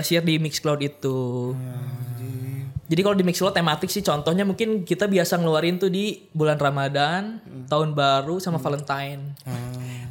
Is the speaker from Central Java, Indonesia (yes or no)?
no; Bandung, West Java, Indonesia; kita malu sebagai orang Bandung dan orang Sunda